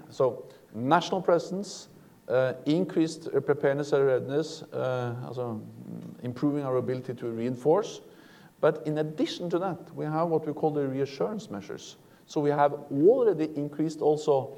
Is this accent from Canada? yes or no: no; Norway; I'm coming from Norway